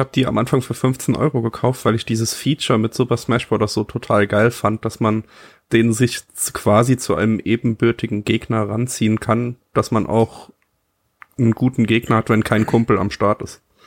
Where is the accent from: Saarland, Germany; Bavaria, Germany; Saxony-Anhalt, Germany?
Saarland, Germany; ich bin Saarländer